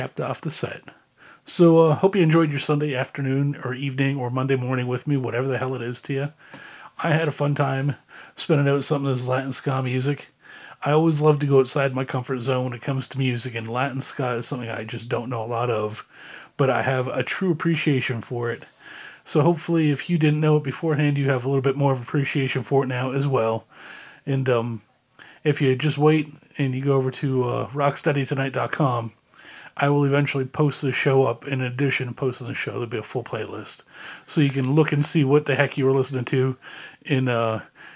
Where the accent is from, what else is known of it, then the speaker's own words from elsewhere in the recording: Canada; Growing up in Canada, I learned French